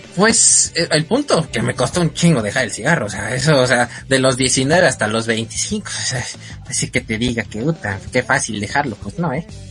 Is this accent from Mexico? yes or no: yes; Mexico City, Mexico; yo soy de la Ciudad de México